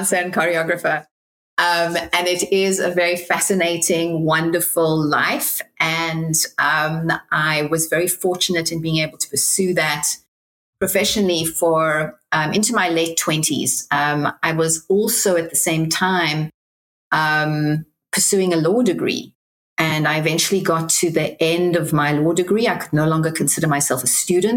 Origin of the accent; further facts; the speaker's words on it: Cape Town, Western Cape, South Africa; now in Manhattan Beach, United States; I'm originally from Cape Town, South Africa.